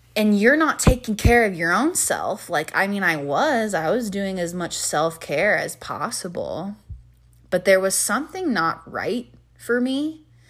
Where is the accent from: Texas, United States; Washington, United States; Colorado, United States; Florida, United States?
Colorado, United States; near Denver; also born or lived in Hawaii; I went to University of Colorado, Denver, and that was only fifteen, twenty minutes from my hometown.